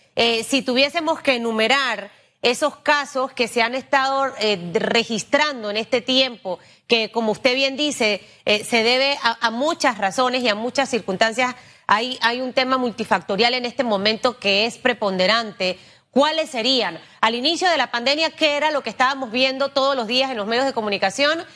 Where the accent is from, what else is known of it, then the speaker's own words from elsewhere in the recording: Panama; yo como panameña